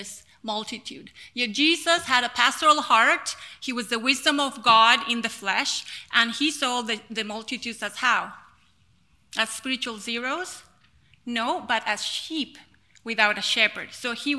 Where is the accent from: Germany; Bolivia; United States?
Bolivia; La Paz; I was born in La Paz, which you're looking at there on your screen is La Paz City, which is the highest city in the world.